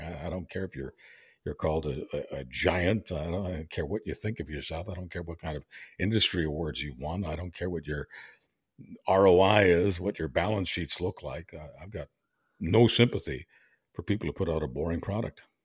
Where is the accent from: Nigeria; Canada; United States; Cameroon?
Canada; Montreal, Quebec; also born or lived in Europe; I was born in, uh, Europe, but, uh, got to Canada when I was two and a half years old, so I was raised in Montreal